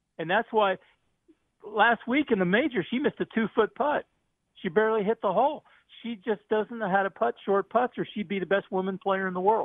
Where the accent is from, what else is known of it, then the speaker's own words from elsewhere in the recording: Miami, Florida, United States; born there; But I was born in Miami, and I'm a real fan.